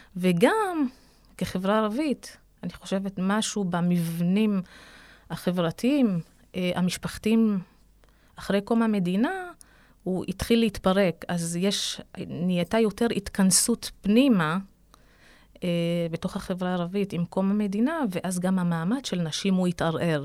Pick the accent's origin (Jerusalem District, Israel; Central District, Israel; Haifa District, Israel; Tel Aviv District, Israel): Central District, Israel; Ramla; נולדתי וגדלתי בעיר הזו